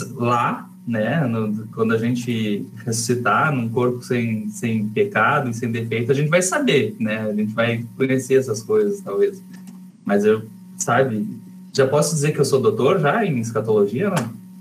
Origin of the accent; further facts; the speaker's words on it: Rio Grande, Rio Grande do Sul, Brazil; Eu e o Dani, a gente se criou junto lá em Rio Grande